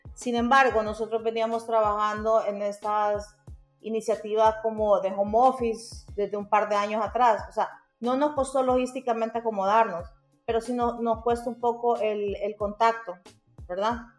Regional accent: Honduras; Orgullosamente soy graduada de la Universidad Nacional Autónoma de Honduras

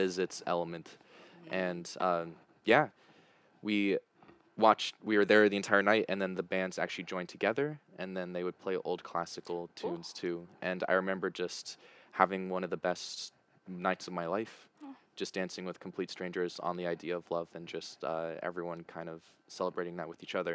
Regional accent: United States; moved away; Being an American

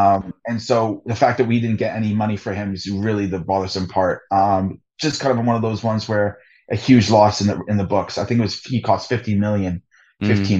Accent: Hamilton, Ontario, Canada; also born or lived in England; I am from Hamilton, Ontario, Canada

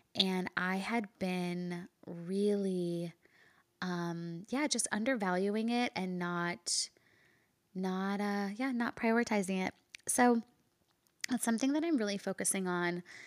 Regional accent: India; I'm Indian

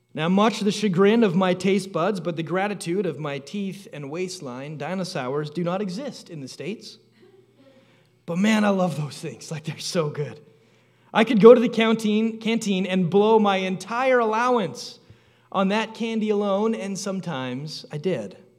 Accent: Canada; Growing up in Canada, there was a calendar that hung by the back door at our house.

